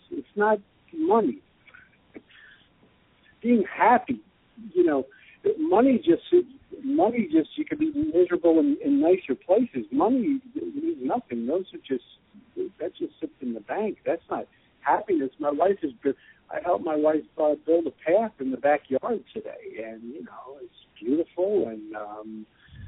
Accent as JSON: {"language": "English", "region": "New York", "country": "United States", "tie": "born or raised there", "moved": "as an adult", "lives_now": "Austin, United States", "said": "being in New York my whole life"}